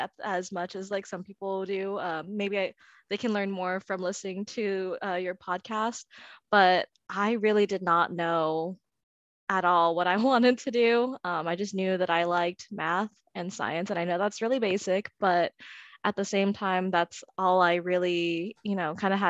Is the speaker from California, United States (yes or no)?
yes; San Diego, California, United States; I'm from San Diego